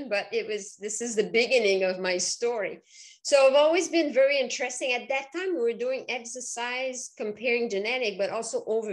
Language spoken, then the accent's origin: English; Quebec, Canada; English is a second language; moved away as an adult; now in Vermont, United States; people will recognize my accent. So I'm originally from Quebec